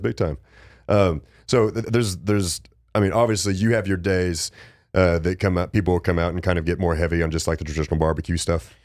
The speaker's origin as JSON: {"language": "English", "region": "West Texas", "country": "United States", "tie": "born or raised there", "said": "I was born in West Texas, too, and it gets cold as shit out there"}